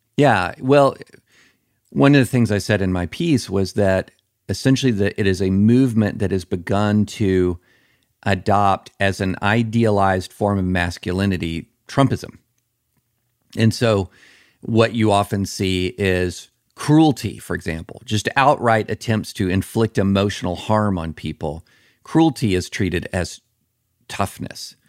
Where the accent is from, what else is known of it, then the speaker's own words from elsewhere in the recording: the South, United States; growing up in the South